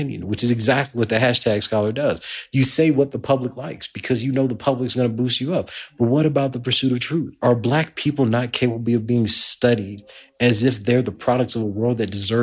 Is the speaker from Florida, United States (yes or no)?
no; Lake Charles, Louisiana, United States; moved away as an adult; now in Edinburgh, United Kingdom; I came from Lake Charles, Louisiana. I was born at the tail end of segregation in 1979.